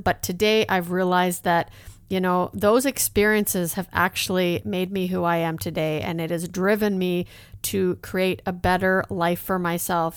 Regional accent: a small town in Alberta, Canada; also born or lived in Netherlands; my parents immigrated to Canada. We actually moved to a small town in Alberta

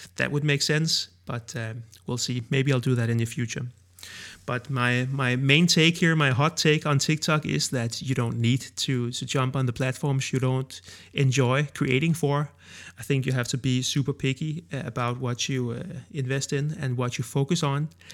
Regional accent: Denmark; accent: Danish; first language Danish; English is a second language; I created Danish ones in my own native language.

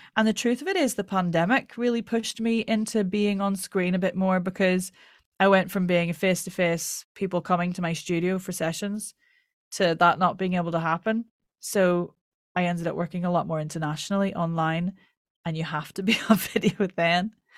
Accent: Ireland; accent: Irish

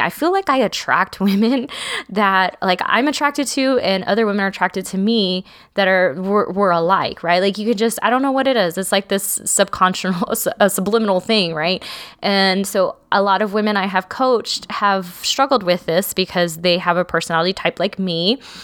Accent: South Texas, United States; I'm from South Texas

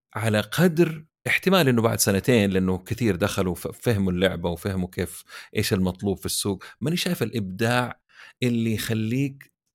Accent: Saudi Arabia; عندنا في السعوديه

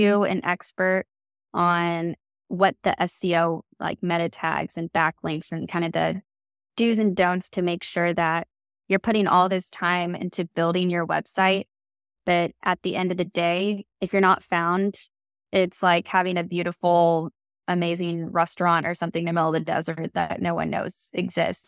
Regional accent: Kansas City, United States; moved away as an adult; now in Savannah, United States; I'm originally from Kansas City, and I moved here to Savannah

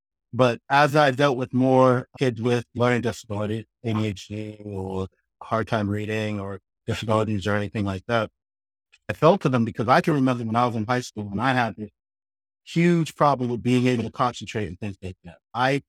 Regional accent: Boston, Massachusetts, United States; And then I ended up coming back up to Boston where I grew up in Mattapan. I had to give you a shout out, Mattapan in Boston.

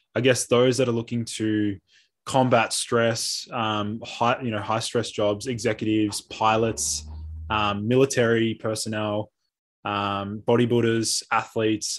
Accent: Melbourne, Victoria, Australia; I'm a naturopath from Melbourne.

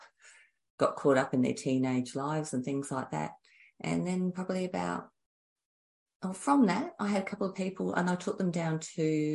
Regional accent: Adelaide, South Australia, Australia; I'm from Adelaide, Australia.

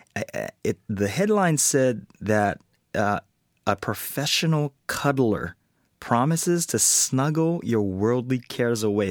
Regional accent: Hawaii, United States; I was born and raised in Hawaii

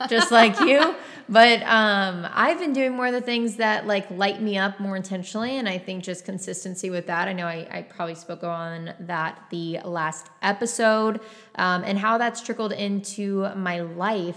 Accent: Texas, United States; also born or lived in San Diego; I came from Texas

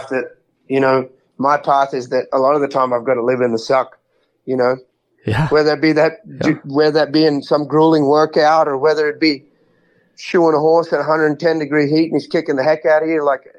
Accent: Houston, Texas, United States; So in 2020, when the pandemic hit, I was living in Houston. So I was at my hometown rodeo, the big Houston rodeo, the biggest one of them all.

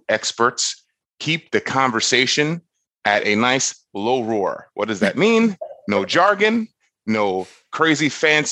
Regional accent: Florida, United States; moved away; I'm from Florida, left Florida because I don't like hot weather

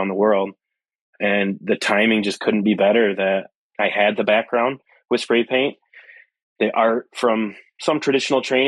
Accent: Flint, Michigan, United States; also born or lived in Pittsburgh; I'm from Flint area and Flint, Detroit, up here in Michigan

